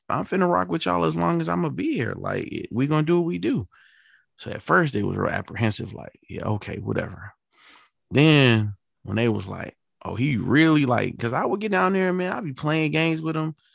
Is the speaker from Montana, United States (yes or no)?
no; New York City, New York, United States; moved away; I'm from New York City